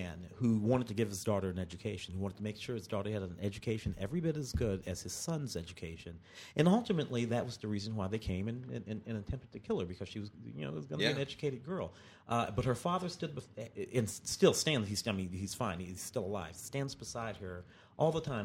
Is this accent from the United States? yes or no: yes; Midwest, United States; I grew up up in the Midwest